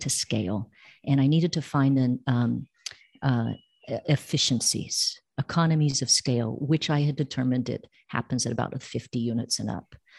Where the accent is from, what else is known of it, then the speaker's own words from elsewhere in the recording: Bay Area, California, United States; moved away as an adult; now in Costa Rica; I'm from the Bay Area